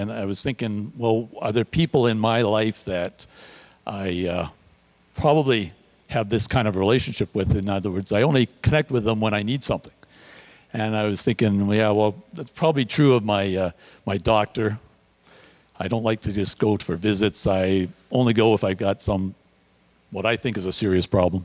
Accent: Toronto, Ontario, Canada; moved away as an adult; also born or lived in Red Deer, Alberta / Vancouver / California / Newmarket area; now in Greater Toronto Area, Canada; I grew up in Toronto

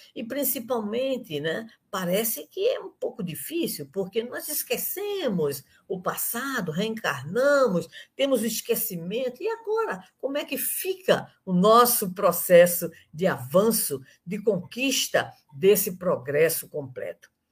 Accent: Recife, Pernambuco, Brazil; sou pernambucana, recifense, de Campo Grande, e tive a aventura de participar da evangelização infantil durante alguns anos no Instituto Espírita Gabriel Delane, em Campo Grande

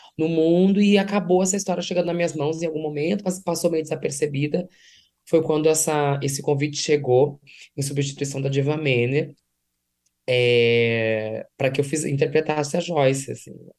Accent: Santo Ângelo, Rio Grande do Sul, Brazil; Eu sou do interior do estado do Rio Grande do Sul, sou de Santo Ângelo

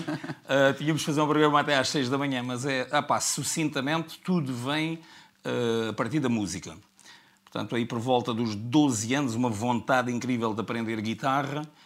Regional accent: Faro, Algarve, Portugal; also born or lived in Serra da Estrela; nasci em Faro

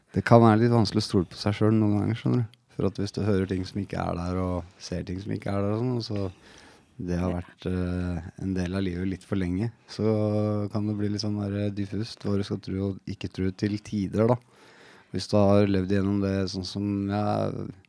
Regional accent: Oslo, Norway; på et sted rett ved siden av der jeg vokste opp

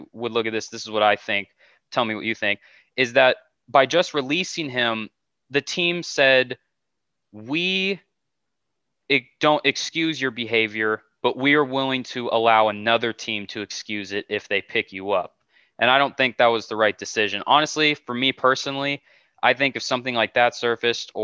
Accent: California, United States; I'm from California

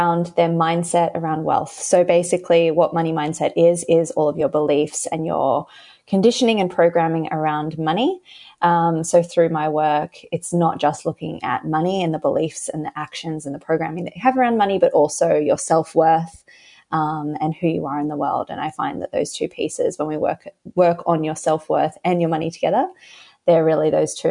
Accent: Australia; accent: Australian; So I live in Australia, if you can tell by my accent. And I grew up in a very, you know, kind of average Australian household

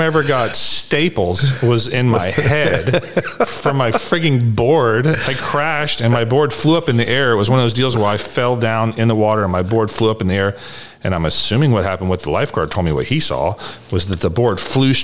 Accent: Dallas, Texas, United States; I was raised in the Highland Park United Methodist Church in Dallas

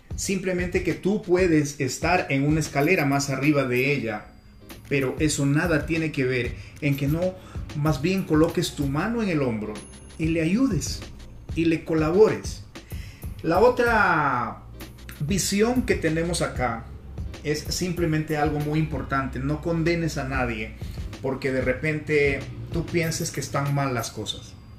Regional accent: Peru; now in Colombia; Nací en Perú hace unas décadas atrás y ahora radico en Colombia desde donde me estoy comunicando contigo

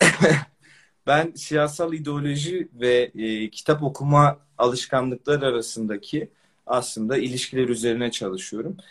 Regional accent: Istanbul, Turkey; İstanbul'da yaşıyorum. Burada doğdum, büyüdüm.

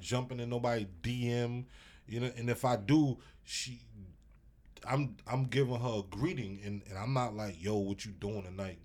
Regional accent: New York City, New York, United States; I'm from Brooklyn

